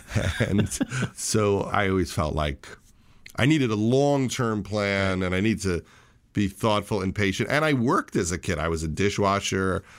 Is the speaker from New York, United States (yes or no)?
yes; Syosset, New York, United States; also born or lived in Flushing, Queens, New York; I was born in Flushing, New York, in Queens, but lived in the Syosset Woodbury area of Long Island